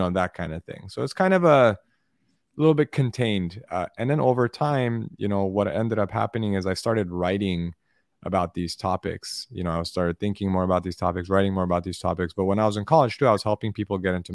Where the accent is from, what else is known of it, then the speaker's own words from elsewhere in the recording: Los Angeles, California, United States; I grew up in Los Angeles, and I have immigrant parents